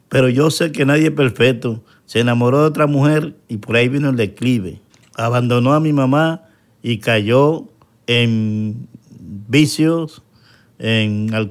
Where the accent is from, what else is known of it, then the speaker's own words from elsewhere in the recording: Santo Domingo, Distrito Nacional, Dominican Republic; Soy del barrio Capotillo, en Santo Domingo.